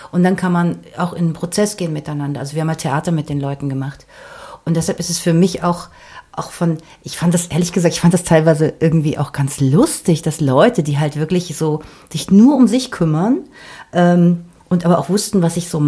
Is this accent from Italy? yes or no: no; Berlin, Germany; Ich bin halt aus West-Berlin und ich habe das Gefühl, dass wir damals, als, als ich zur Schule gegangen bin, hier gab es Diskurs.